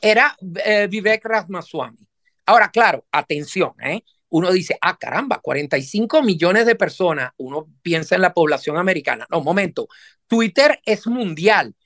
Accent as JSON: {"language": "Spanish", "country": "Venezuela", "tie": "born or raised there", "moved": "as an adult", "lives_now": "United States", "said": "yo vengo de Venezuela prácticamente, soy de origen, mi familia es toda italiana, pero yo nací en Venezuela"}